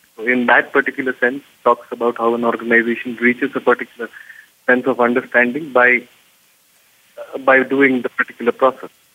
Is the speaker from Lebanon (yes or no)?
no; India; also born or lived in Bangalore; here in India